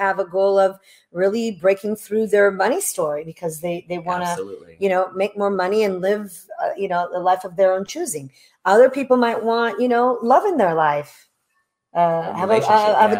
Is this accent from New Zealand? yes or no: no; Italy; moved away; I was born in Italy, love my country